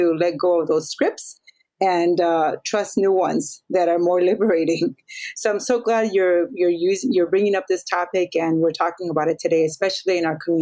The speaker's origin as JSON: {"language": "English", "town": "Chicago", "region": "Illinois", "country": "United States", "moved": "yes", "lives_now": "Honolulu, United States", "said": "I'm Latina, I'm brown, I'm from Chicago, and I was raised Catholic"}